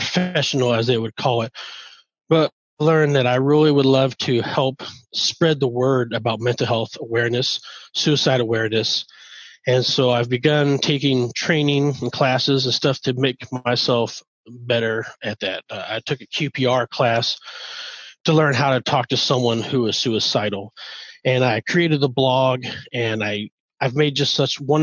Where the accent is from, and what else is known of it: Northern California, United States; born or raised there; moved away as an adult; also born or lived in Omaha, Nebraska; now in Nebraska, United States